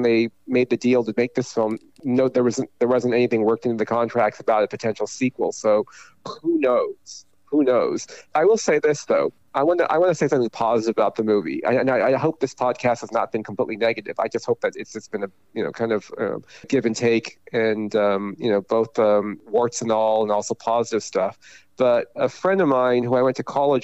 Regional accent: Taiwan; moved away; I was born in Taiwan, and my father was from China, my mother was from Taiwan

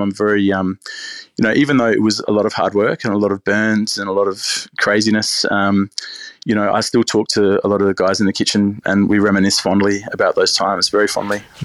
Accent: Australia; I'm Australian and I and I cook French food

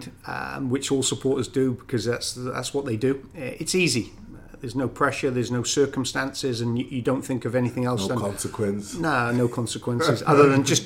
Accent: Wales, United Kingdom; accent: Welsh; moved away as an adult; now in Canada; I'll never lose my Welsh accent

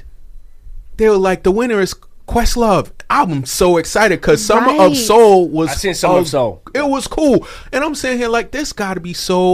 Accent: Boston, Massachusetts, United States; my hometown area, Boston area

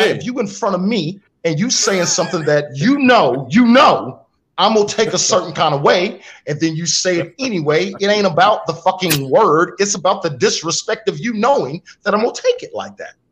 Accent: Spartanburg, South Carolina, United States; also born or lived in Rock Hill, South Carolina; I was raised in Spartanburg

